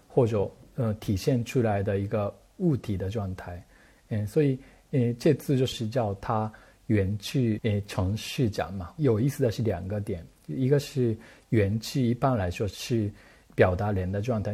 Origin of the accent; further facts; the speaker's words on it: Japan; Chinese is a second language; moved away as an adult; now in Beijing, China; 因为我是日本人嘛